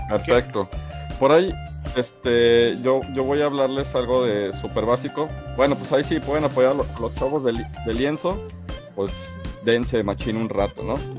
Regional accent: Mexico; como mexicanos

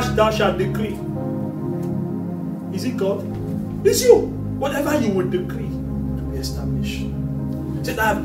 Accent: Nigeria; I'm from Nigeria.

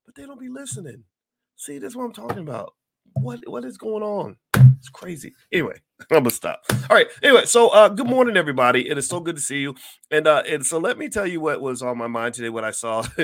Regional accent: Kentucky, United States; Kentucky's my home state

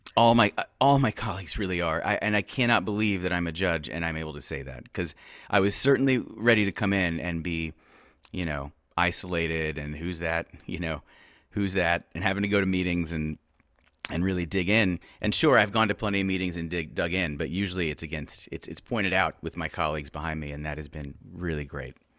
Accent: Houston, Texas, United States; I, uh, am from Houston. I grew up in the, the Montrose, um, neighborhood.

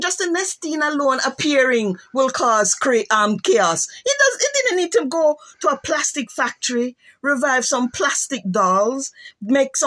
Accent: Jamaica; being Jamaican

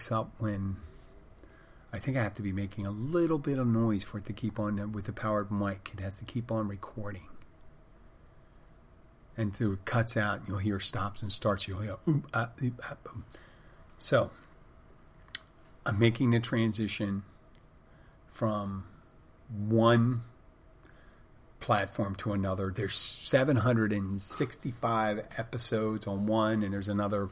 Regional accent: Philadelphia, Pennsylvania, United States; I said I was from Philadelphia

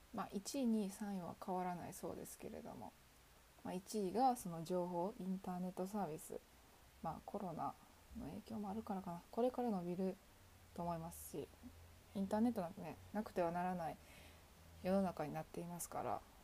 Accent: Kansai, Japan; 地元の関西で行けるところ今の住んでいる実家から行けるところ

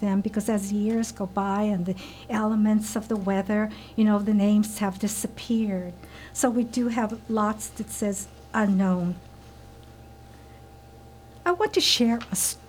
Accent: Hawaii, United States; born and raised in Hawaii

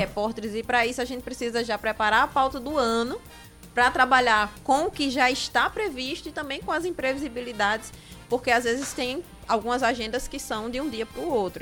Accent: Sapé, Paraíba, Brazil; now in Brasília, Brazil; Eu sou conterrânea de Oscar, sou de Sapé.

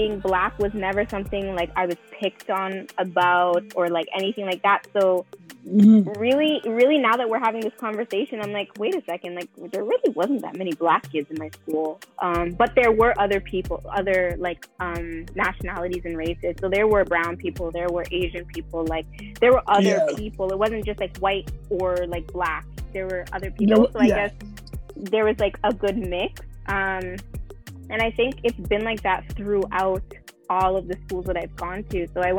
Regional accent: Toronto, Ontario, Canada; So I grew up in the Don Mills area, so Don Mills and Lawrence, we particular, which is very, very close to the Bridal Path.

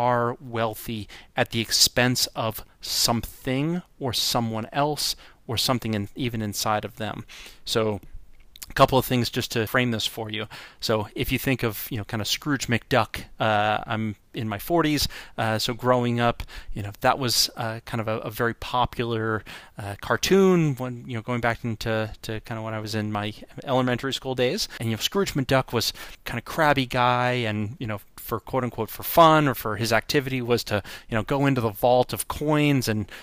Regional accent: North Shore of Long Island, New York, United States; I grew up in on the North Shore of Long Island

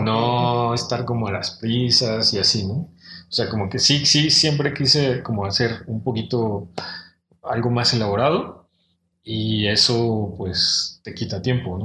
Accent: Mexico City, Mexico; yo soy de Ciudad de México, soy del norte de la ciudad, de la Gustavo Madero, que es el extremo así norte

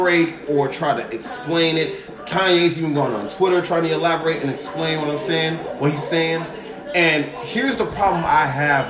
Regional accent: Chicago, Illinois, United States; I was born and raised in Chicago.

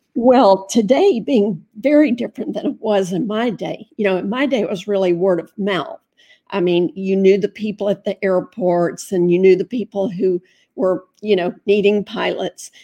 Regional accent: Fort Myers, Florida, United States; I was raised in Fort Myers

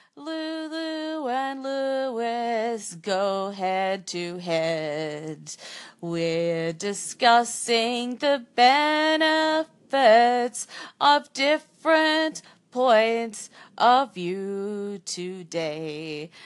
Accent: Japan; English is a second language; I've lived in my hometown where is near sea

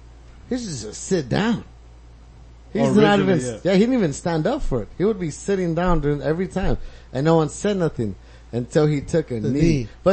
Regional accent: Torrance, United States; Obviously, we live fucking in the U.S. and shit. I was born in Torrance, Vermont, whatever.

